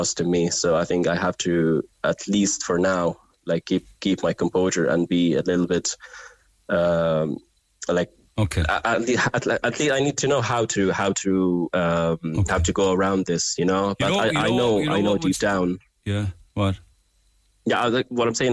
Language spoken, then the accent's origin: English; Gaza, Gaza Strip, Palestine; moved away as an adult; I really want to live in Gaza. I really will, like, it's my hometown, you know. It just pains me to leave Gaza